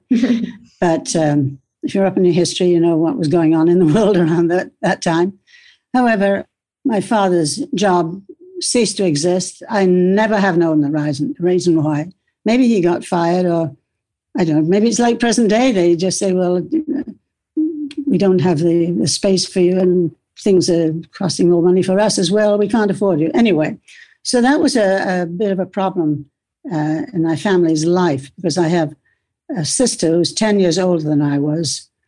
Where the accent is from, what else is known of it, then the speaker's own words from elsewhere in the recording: Toward Point, Scotland, United Kingdom; born there; I was born in Scotland on the the west coast of Scotland, a very t- small place called Toward Point, which is literally, I think there's a lighthouse there.